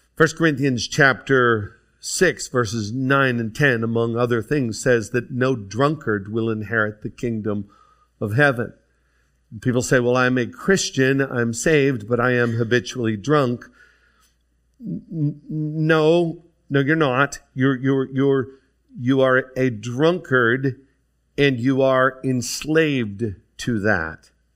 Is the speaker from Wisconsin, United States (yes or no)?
no; DuBois, Pennsylvania, United States; I grew up in Du Bois, Pennsylvania